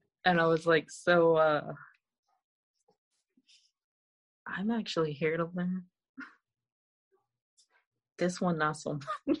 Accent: Canada; now in Connecticut, United States; I grew up in Canada

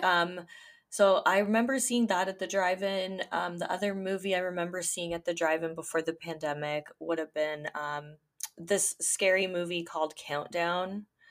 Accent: Ontario, Canada; I'm Canadian

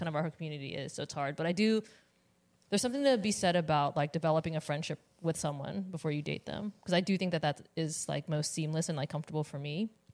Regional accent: Richmond, Virginia, United States; I'm from Richmond

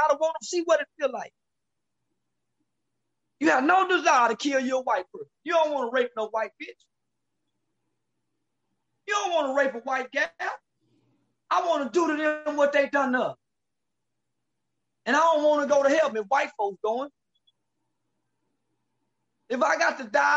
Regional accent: the South, United States; I'm from the South.

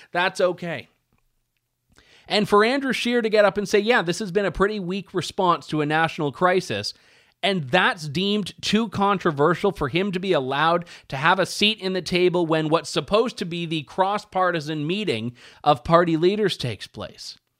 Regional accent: Canada; as a Canadian

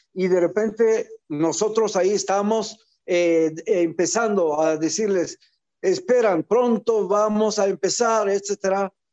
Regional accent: Israel; also born or lived in Algeria; yo que nací en Argelia, llegué como niño refugiado de, aquel entonces a Israel

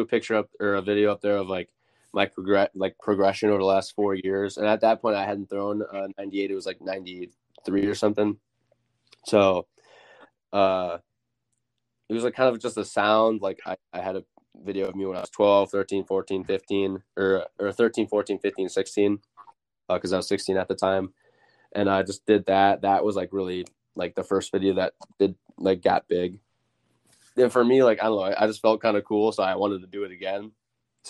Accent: Mundelein, Illinois, United States; born or raised there

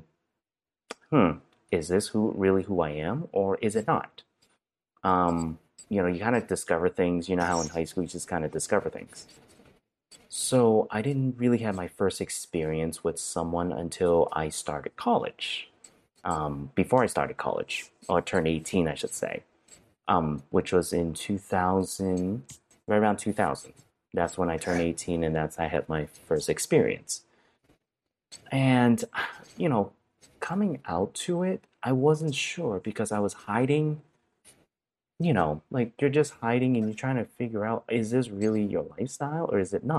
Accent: Brockton, Massachusetts, United States; first language Cantonese; moved away; also born or lived in Marion, Ohio; I'm actually from Brockton, Massachusetts. That's the correct hometown that I'm from

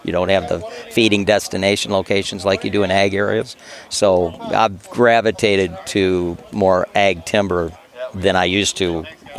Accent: Detroit, Michigan, United States; moved away as an adult; now in Michigan, United States; Nope. I'm from the Detroit area.

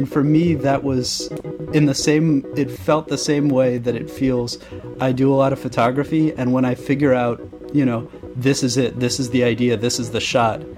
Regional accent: Washington, District of Columbia, United States; now in Philadelphia, United States; originally from D.C., now I'm from Philly

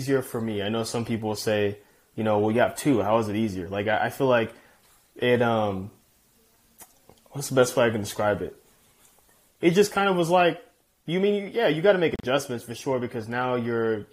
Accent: Chino Hills, California, United States; growing up in Chino Hills, spoiled, you know, my mom, only child

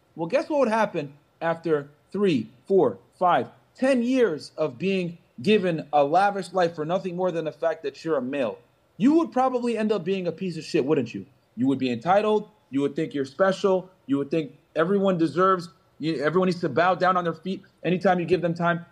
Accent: Connecticut, United States; moved away as an adult; also born or lived in Boston; now in South Florida, United States; I grew up in the Northeast, right? Grew up in Connecticut, went to college in Boston, lived down in the Northeast my entire life

